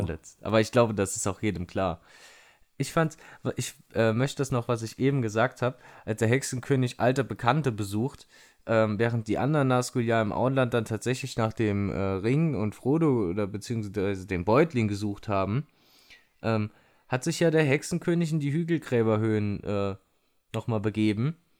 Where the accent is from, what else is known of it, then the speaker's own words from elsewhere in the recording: Saarland, Germany; moved away; hier im, in der Heimat im Saarland zugange und da habe ich mich hier mit einem Kumpel nochmal getroffen, hier aus meinem, äh, aus meinem Heimatdorf